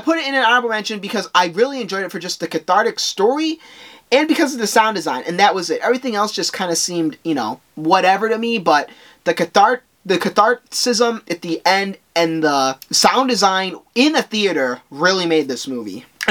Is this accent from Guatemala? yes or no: yes; Guatemala; I am from Guatemala